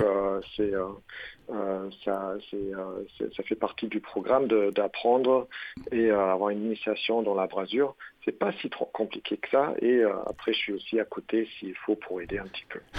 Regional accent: Germany; French is a second language; now in France; je suis allemand

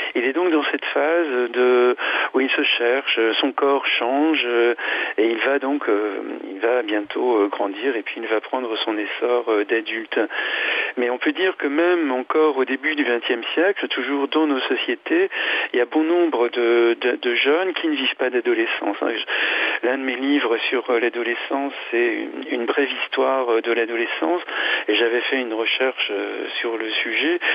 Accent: France; chez nous en France

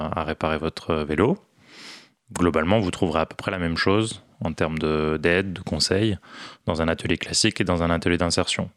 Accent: Morocco; also born or lived in Toulouse, France; now in Paris, France; J'ai grandi au Maroc

